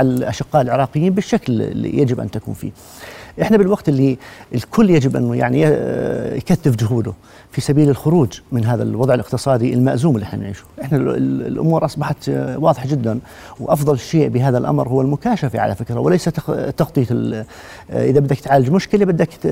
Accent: Jordan; احنا كلنا اردنيين

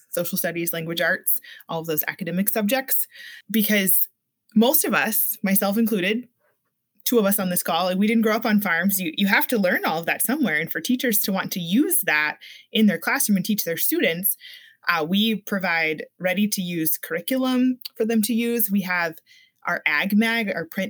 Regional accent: Florida, United States; moved away as an adult; now in Minnesota, United States; I grew up in Florida.

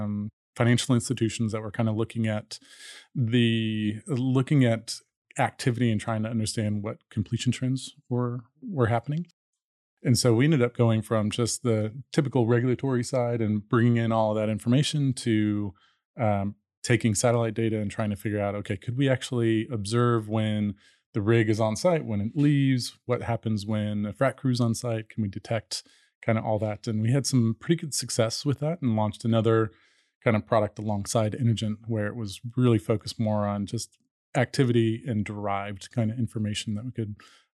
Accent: Dallas, Texas, United States; also born or lived in Colorado; So, born in Colorado, grew up mostly in Dallas, and was interested kind of in technology and kind of information all along. Went to Texas A&M undergrad

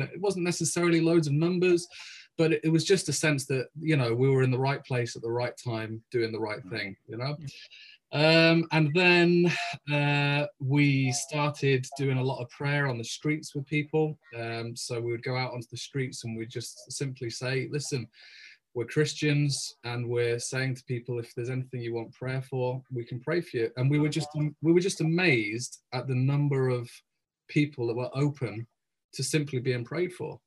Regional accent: England, United Kingdom; moved away as an adult; also born or lived in Cardiff / Caerphilly; now in Wales, United Kingdom; I'm English myself

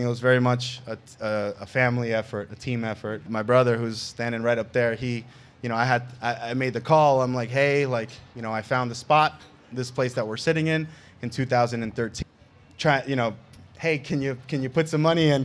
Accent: New York City, New York, United States; now in Las Vegas, United States; New York City, where I'm from, and actually the borough that I grew up, Queens

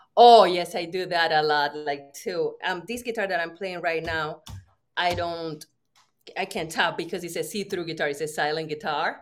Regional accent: Puerto Rico; I'm from Puerto Rico

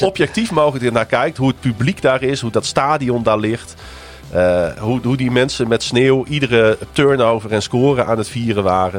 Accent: Netherlands; dat we uit Nederland kwamen

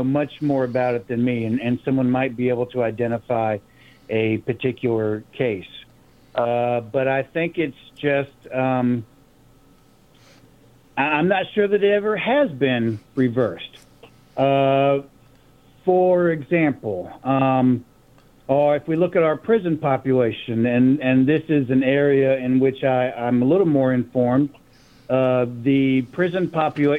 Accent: the South, United States; now in San Antonio, United States; as a white person with a white family that grew up in the South

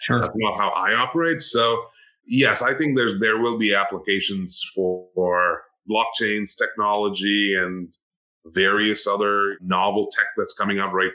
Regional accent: India; moved away as an adult; now in United States; I'm an immigrant to the U.S., right? I grew up in India

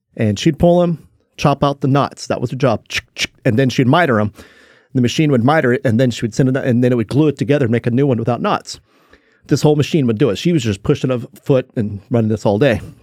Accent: Willits, California, United States; also born or lived in Ukiah, California; I grew up in, uh, Willits, California. So I was born in Ukiah, California

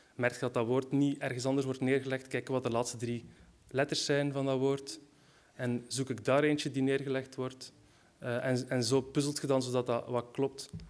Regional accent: West Flanders, Belgium; Ik ben zelf van West-Vlaanderen

